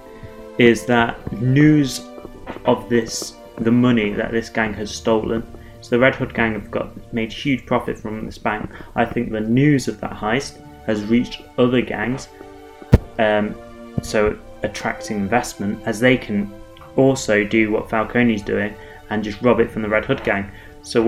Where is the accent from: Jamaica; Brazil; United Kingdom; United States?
United Kingdom; England; I'm English